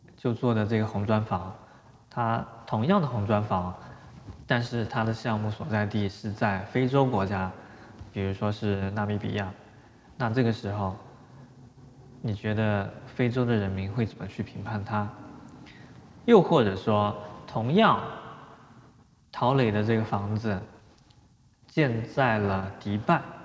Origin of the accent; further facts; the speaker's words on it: China; 其中也包括了我们中国人王树